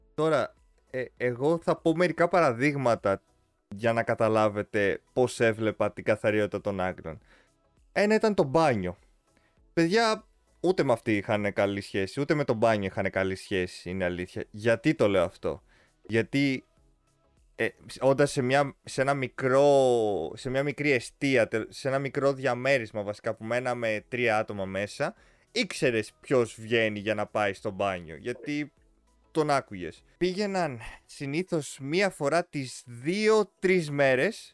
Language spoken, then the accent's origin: Greek; Greece; όντας σαν Έλληνες